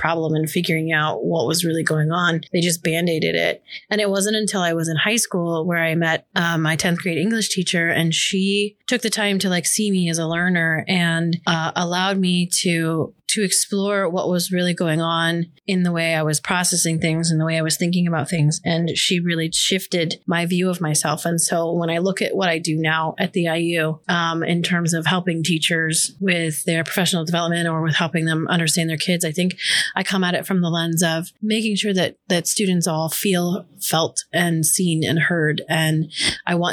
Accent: just outside of Orlando, Florida, United States; I grew up in Florida, just outside of Orlando

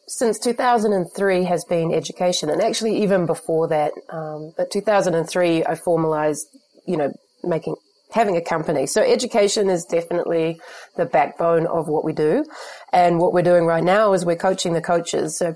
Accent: New Zealand; But I think as well as a New Zealander, we're very connected to the rural community more than many other societies.

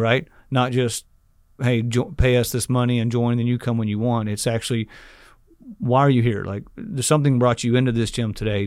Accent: Rockwall, Texas, United States; also born or lived in Dallas, Texas; I grew up in Rockwall.

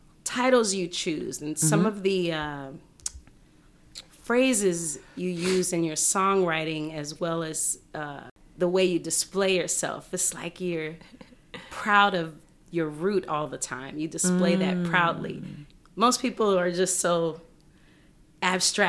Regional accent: New Orleans, Louisiana, United States; I'm from New Orleans

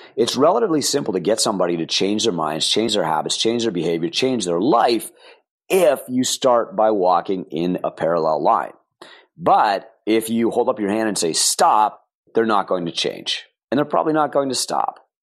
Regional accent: Canada; I'm a Canadian

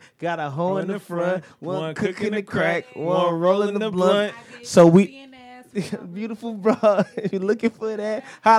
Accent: Detroit, Michigan, United States; moved away as an adult; now in Los Angeles, United States; Yeah, I'm from Gratiot and Connors. I'm from Christie Street.

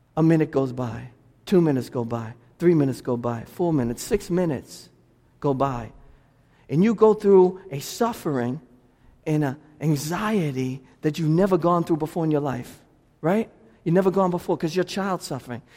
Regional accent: Lynn, Massachusetts, United States; also born or lived in Boston; I'm from Lynn

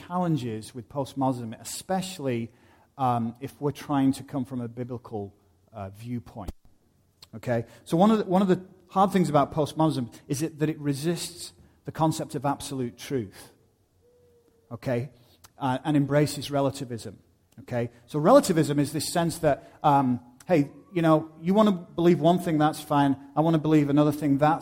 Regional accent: United Kingdom; moved away; I go back to my home country of the UK

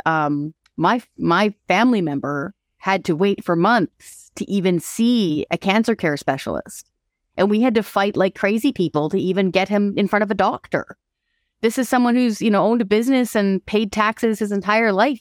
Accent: Hope, British Columbia, Canada; moved away; also born or lived in Courtenay, Vancouver Island / Ottawa; I grew up in Hope

